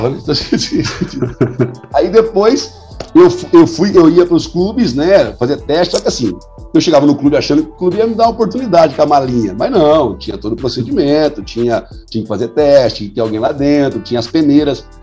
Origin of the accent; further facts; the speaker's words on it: Campo Limpo Paulista, São Paulo, Brazil; eu falei, ó, sou de Campo Limpo Paulista, eu jogo amador lá, eu sou goleiro, jogo futebol de salão faz um tempo já.